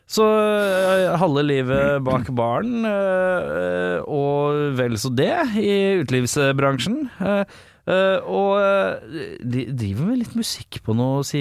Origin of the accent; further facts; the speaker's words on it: Oslo, Norway; jeg er født i, eh, i Norge. I Norge. Hvor? Oslo.